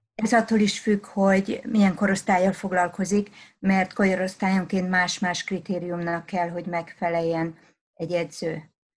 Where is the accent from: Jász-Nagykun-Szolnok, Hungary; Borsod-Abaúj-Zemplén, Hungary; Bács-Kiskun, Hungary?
Bács-Kiskun, Hungary; Szabadszállás; ahol én felnőttem vidéken szabadszálláson